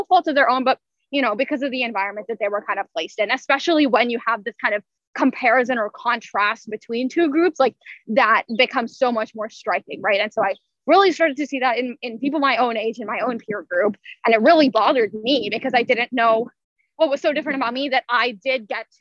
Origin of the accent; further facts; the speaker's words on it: Louisville, Kentucky, United States; all of this is based out of Louisville, my hometown